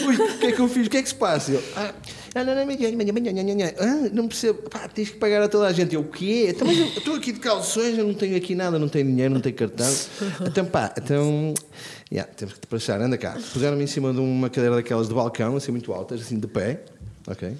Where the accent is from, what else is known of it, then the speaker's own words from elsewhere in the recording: Braga, Norte, Portugal; sou de Braga